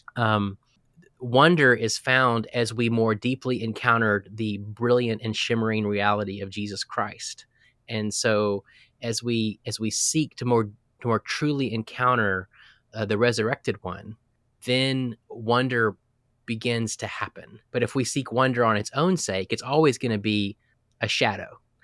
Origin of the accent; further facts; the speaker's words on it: Texas, United States; I'm a Texan. I was born in Texas into a pastor's family.